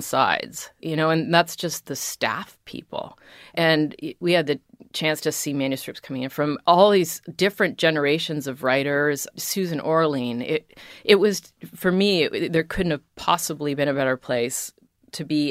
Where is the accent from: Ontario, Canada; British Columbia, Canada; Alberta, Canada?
Ontario, Canada; Toronto; moved away as an adult; also born or lived in Arizona, United States; I'm Canadian